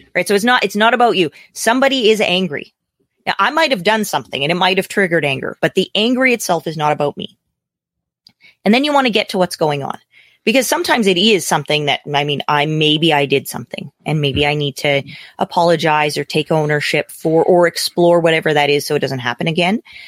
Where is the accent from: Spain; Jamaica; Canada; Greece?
Canada; as a Canadian, my politics are very different than your politics